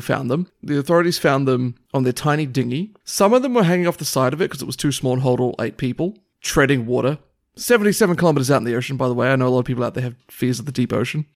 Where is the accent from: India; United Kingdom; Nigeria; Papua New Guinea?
Papua New Guinea; moved away; when I was growing up in New Guinea